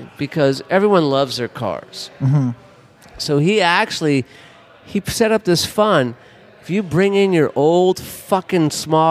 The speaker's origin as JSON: {"language": "English", "town": "Los Angeles", "region": "California", "country": "United States", "moved": "yes", "said": "I'm from Los Angeles. It's a bigger city than this city."}